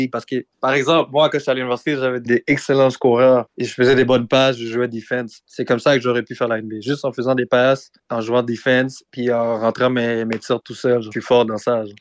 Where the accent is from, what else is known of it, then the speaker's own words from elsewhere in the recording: Montreal, Quebec, Canada; born there; T'as pas besoin nécessairement d'être né en Haïti. Moi, je suis né à Montréal.